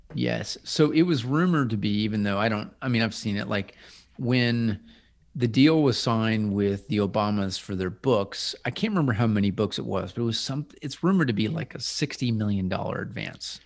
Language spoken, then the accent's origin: English; Midwest, United States; moved away as an adult; now in Nashville, United States; I'm the token other Midwesterner